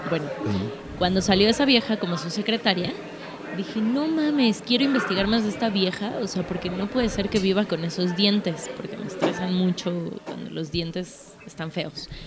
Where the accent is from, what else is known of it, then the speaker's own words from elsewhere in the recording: United States; Spanish is a second language; Porque soy bien gringa.